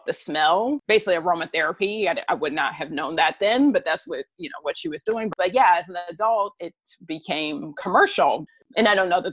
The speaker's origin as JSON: {"language": "English", "town": "Dayton", "region": "Ohio", "country": "United States", "tie": "born or raised there", "moved": "as an adult", "lives_now": "Washington, DC, United States", "said": "Dayton, Ohio, which is where I'm originally from."}